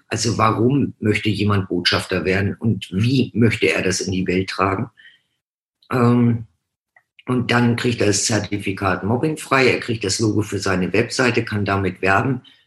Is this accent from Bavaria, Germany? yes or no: no; Hamburg, Germany; now in Franconia, Germany; bin gebürtig von Hamburg, bin seit 79 im schönen Frankenland.